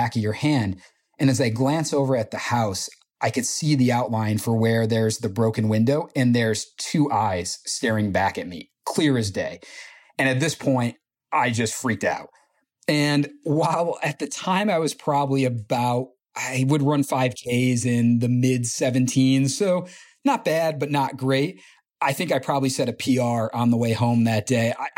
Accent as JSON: {"language": "English", "region": "New York", "country": "United States", "also_born_or_lived": "Potsdam, New York", "said": "from New York"}